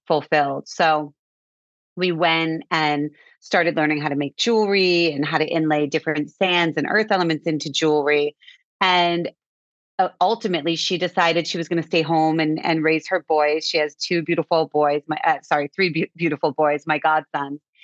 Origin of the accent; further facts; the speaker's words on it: Cape Cod, Massachusetts, United States; We grew up on Cape Cod